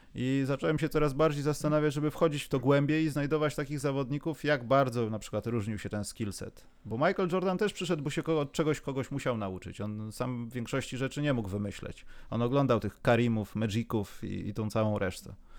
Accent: Warsaw, Masovian Voivodeship, Poland; jestem z Warszawy

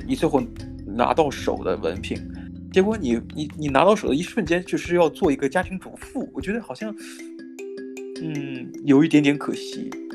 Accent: China; 我可能站在这，来自中国的角度

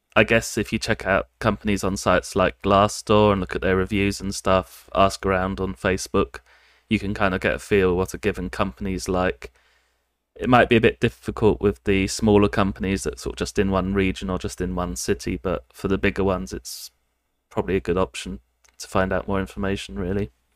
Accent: United Kingdom; moved away as an adult; now in Japan; I come from the United Kingdom, and I've been living in Japan for about six, bit over six years now

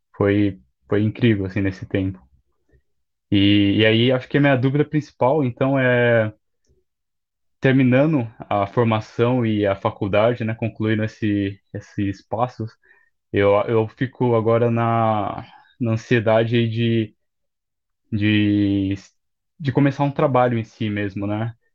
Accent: São Paulo, Brazil; eu sou de São Paulo

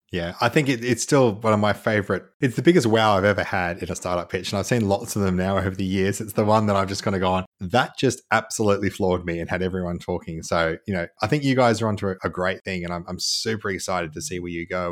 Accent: Canberra, Australian Capital Territory, Australia; I grew up in Canberra

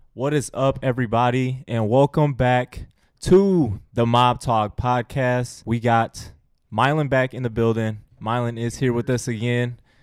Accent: Sterling Heights, Michigan, United States; I'm from Sterling Heights. Shout out Stevenson Titans

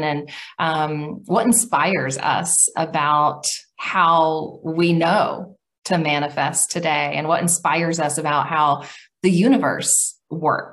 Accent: Oklahoma, United States; I'm from Middle America, Oklahoma

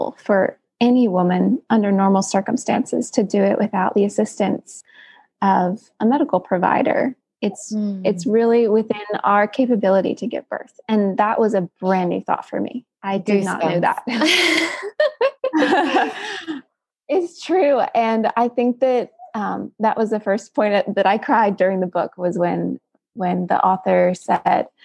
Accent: Greenville, South Carolina, United States; I'm from Greenville, South Carolina

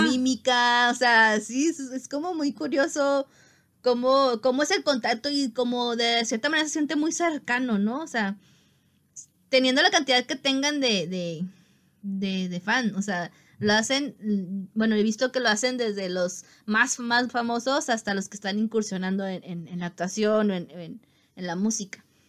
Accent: Mexico; como mexicano

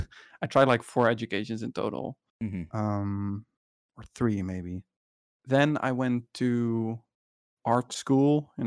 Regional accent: Netherlands; Well, it's kind of different because I'm from the Netherlands, but I think the education I was doing after high school was in America.

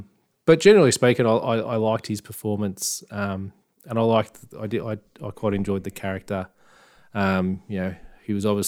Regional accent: Oakland, California, United States; I'm from Oakland.

